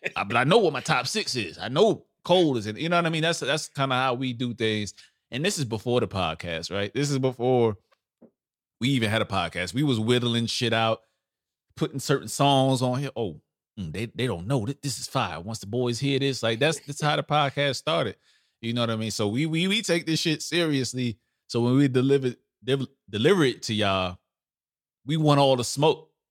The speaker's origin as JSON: {"language": "English", "town": "New York City", "region": "New York", "country": "United States", "said": "I'm a old school New York. I'm from Brooklyn. We don't claim upstate"}